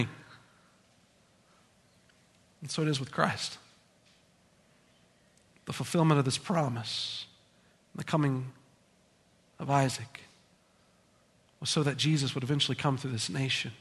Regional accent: United States; As American people

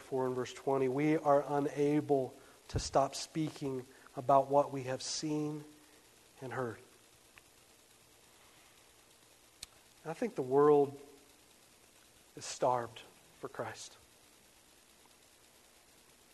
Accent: West Virginia, United States; I'm from West Virginia

